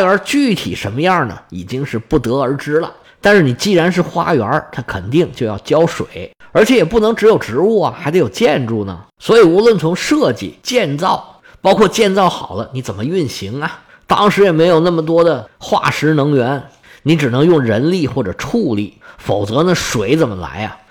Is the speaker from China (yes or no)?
yes; China; 我们中国人